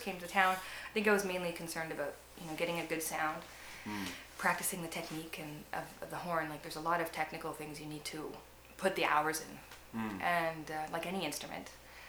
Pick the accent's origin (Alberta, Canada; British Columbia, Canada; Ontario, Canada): British Columbia, Canada; Nanaimo; Yeah, I'm from Nanaimo.